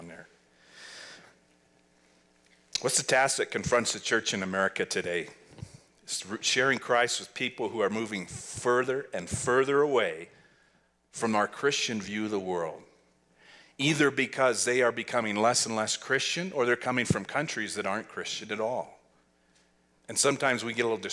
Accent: Lovell, Wyoming, United States; moved away as an adult; also born or lived in Laramie, Wyoming / Costa Rica; now in Jackson, United States; I'm from Lovell, Wyoming, and I came to Laramie Valley Chapel in 1989

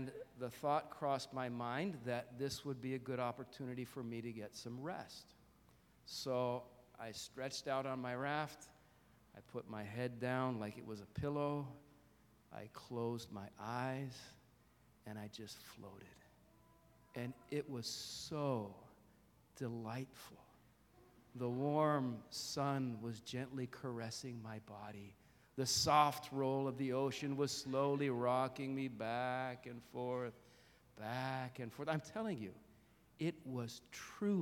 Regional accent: Jersey Shore, New Jersey, United States; I grew up near the Jersey Shore, so I went to the beach a lot when I was a kid

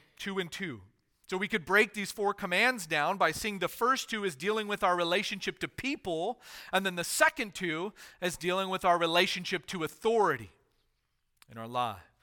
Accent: United States; as American citizens

